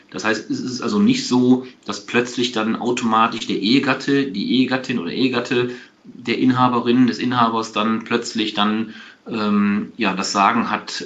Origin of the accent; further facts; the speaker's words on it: Aachen, North Rhine-Westphalia, Germany; ich bin kein Kölner, ich komme aus Aachen